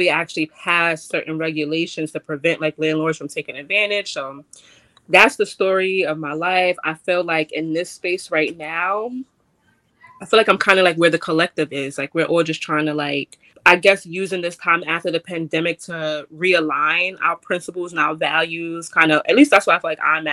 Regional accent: New York City, New York, United States; I'm a girl from the Bronx, I grew up this way

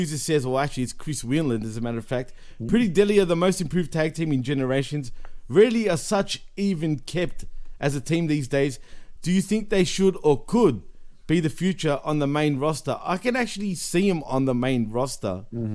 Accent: Australia; I'm from Australia

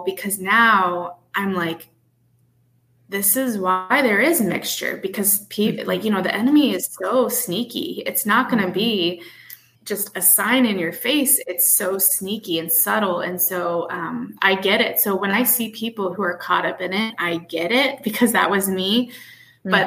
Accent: Midwest, United States; moved away as an adult; also born or lived in Chicago / Buffalo, New York; now in New Hampshire, United States; I live up in New England, New Hampshire, and you know, I come from the Midwest

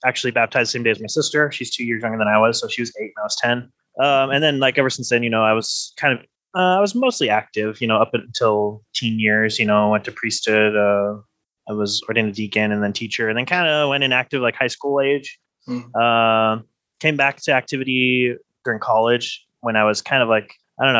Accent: North Ogden, Utah, United States; also born or lived in Pleasant View, Utah; So I was born in Pleasant View, Utah. So Northern Utah, grew up in that area. My parents still live in North Ogden. That's where I grew up.

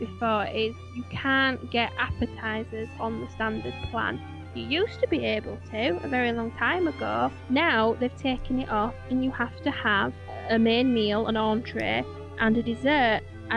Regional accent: Yorkshire and the Humber, United Kingdom; I'm from Yorkshire

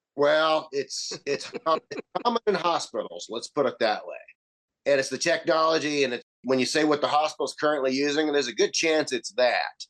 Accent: the South, United States; accent: southern; My southern boy accent

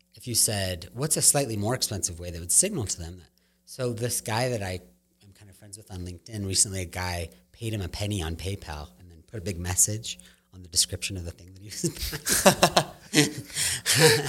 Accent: Claremont, California, United States; I grew up in Claremont. We lived in Claremont

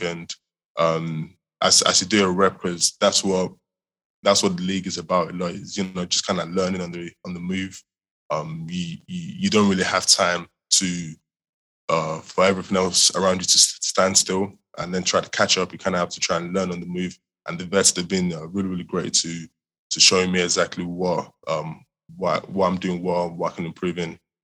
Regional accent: England, United Kingdom; moved away as an adult; also born or lived in Nigeria; now in Houston, United States; I was uh, born and raised in Nigeria. Um, moved over to the UK uh, when I was around when I was nine, 2011 time

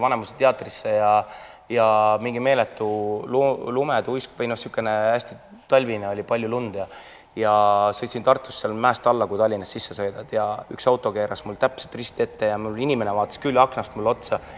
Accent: Estonia; mina olen ainuke eestlane

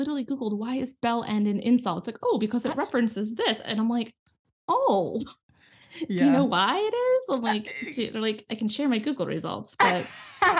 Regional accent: Nebraska, United States; I'm from the US, if you hadn't noticed by my accent. I'm from like Nebraska, which is right in the middle, real small town, like rural farms everywhere

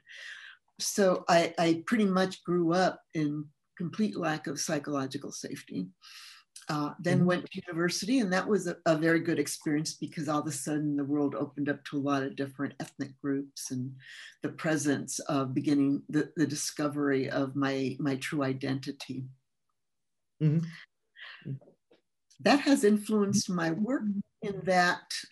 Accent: California, United States; English is a second language; also born or lived in Mexico; I grew up in California starting at about age 10. And before that, I was in Mexico living as a child and going to school there

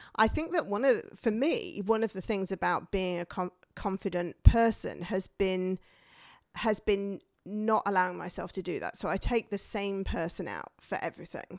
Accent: the north of England, United Kingdom; moved away as an adult; came from a mining village in the north of England

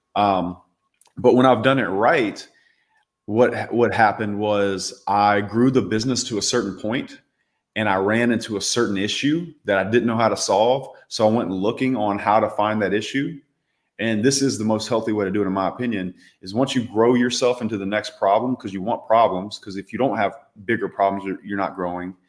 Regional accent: Louisiana, United States; I grew up in the South

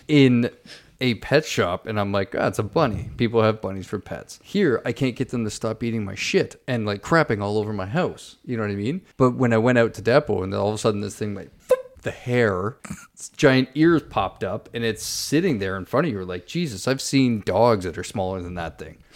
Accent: St. Catharines, Ontario, Canada; moved away; my hometown of Saint Catharines

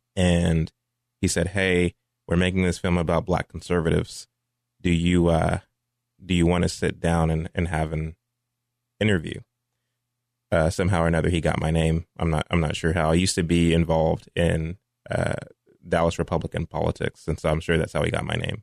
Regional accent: Mansfield, Texas, United States; also born or lived in Fort Worth, Texas; raised in Mansfield, Texas, graduated from Mansfield High School in two thousand eight

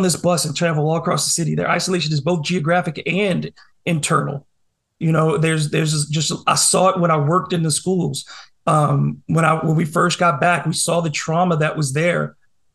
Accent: New Orleans, Louisiana, United States; I grew up in Algiers. I went to Edna Carr. And as a New Orleanian

